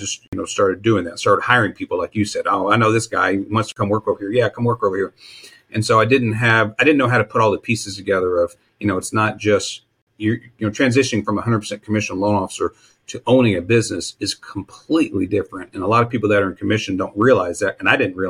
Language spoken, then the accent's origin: English; Texas, United States; I grew up in Texas